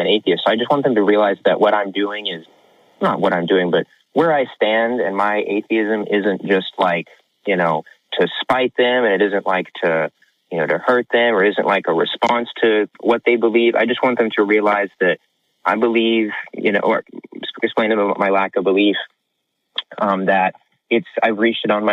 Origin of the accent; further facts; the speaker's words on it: Houston, Texas, United States; I'm from Houston